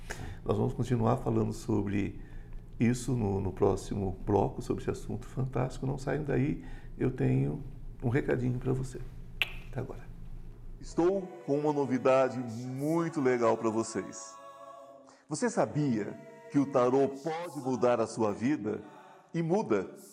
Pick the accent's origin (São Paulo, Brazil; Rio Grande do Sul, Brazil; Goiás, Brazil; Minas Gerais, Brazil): São Paulo, Brazil; interior of São Paulo state, Brazil; Eu sou paulista do interior